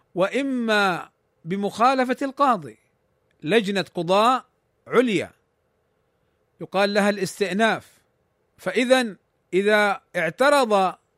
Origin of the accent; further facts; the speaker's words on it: Saudi Arabia; عندنا في المملكة العربية السعودية